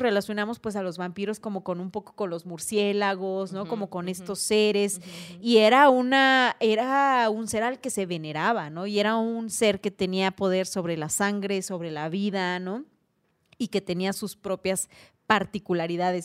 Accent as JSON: {"language": "Spanish", "region": "Oaxaca", "country": "Mexico", "said": "en culturas como la oaxaqueña, los zapotecos allá en mi rancho"}